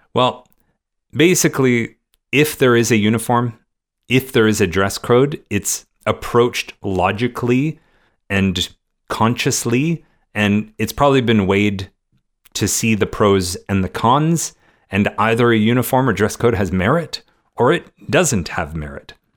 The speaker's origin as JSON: {"language": "English", "country": "Canada", "tie": "born or raised there", "said": "growing up in Canada"}